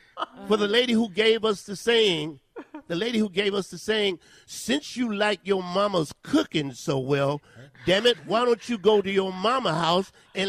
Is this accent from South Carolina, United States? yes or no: yes; South Carolina, United States; I hate I'm from South Carolina. I really do.